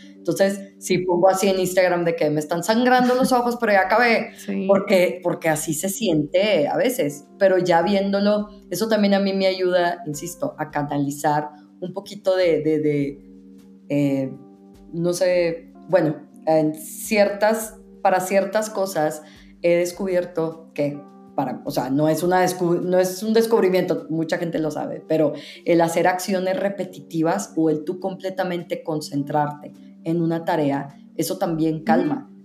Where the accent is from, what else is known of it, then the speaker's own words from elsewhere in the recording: northern Mexico, Mexico; now in Mexico City, Mexico; Yo soy mexicana americana, entonces creciendo yo tuve elementos tanto estadounidenses, pues también viviendo, la mayoría de mi vida he vivido en el norte de México